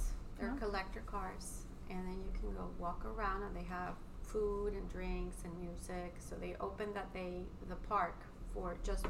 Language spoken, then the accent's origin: English; Mexico; from Mexico.